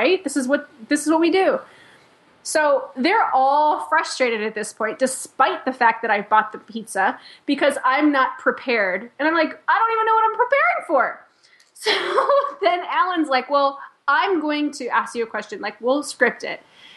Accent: Chicago, Illinois, United States; I'm from Chicago

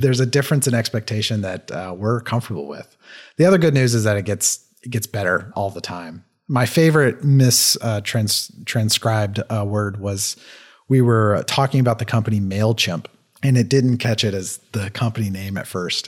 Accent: Kentucky, United States; I slur a lot 'cause I'm from Kentucky

